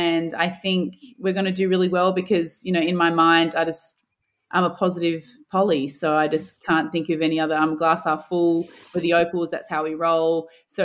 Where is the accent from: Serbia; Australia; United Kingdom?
Australia; Adelaide, South Australia; I grew up in Adelaide